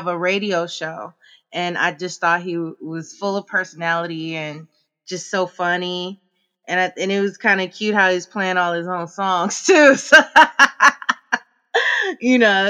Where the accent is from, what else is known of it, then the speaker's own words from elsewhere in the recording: Oakland, California, United States; also born or lived in Emeryville; I grew up mainly in Oakland and Emeryville area